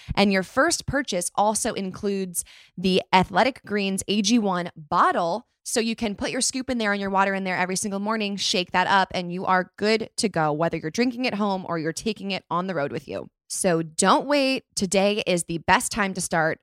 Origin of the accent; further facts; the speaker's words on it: California, United States; also born or lived in Chicago; I was born in Chicago, but raised in California